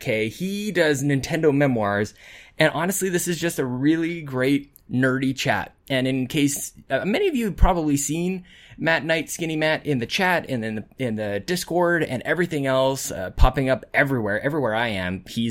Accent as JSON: {"language": "English", "country": "Canada", "said": "as a Canadian"}